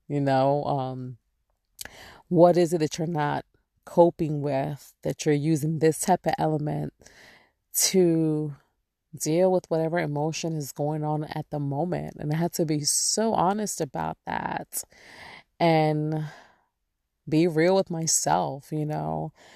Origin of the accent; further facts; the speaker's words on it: New York, United States; moved away; I'm born and raised there